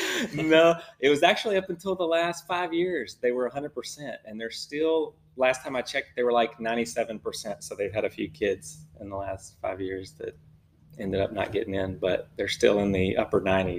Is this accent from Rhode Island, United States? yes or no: no; Franklinton, Louisiana, United States; now in Texas, United States; I grew up in Louisiana, born and raised just north of New Orleans, and grew up in rural, and so enjoyed the outdoors.